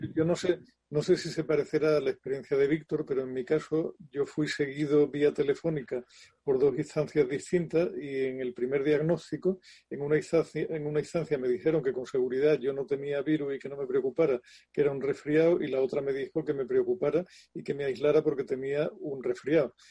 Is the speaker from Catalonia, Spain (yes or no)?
no; Andalusia, Spain; como buen andaluz salí como, o sea, he sido cofrade durante años